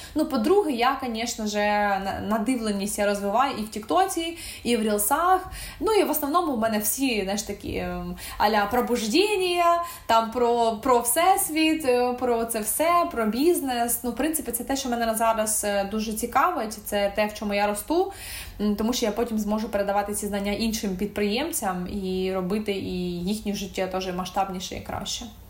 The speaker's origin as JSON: {"language": "Ukrainian", "country": "Ukraine", "said": "я українка"}